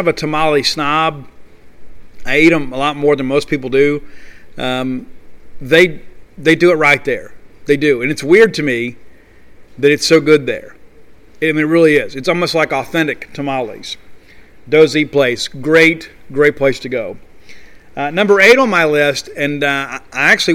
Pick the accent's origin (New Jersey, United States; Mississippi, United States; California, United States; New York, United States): Mississippi, United States; Columbia; I am from Columbia, Mississippi. And so when I grew up going to Stogner's Fish Camp